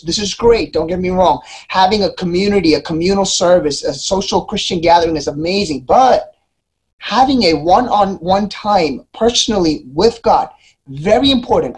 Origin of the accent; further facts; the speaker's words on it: Philadelphia, Pennsylvania, United States; I'm from Philly.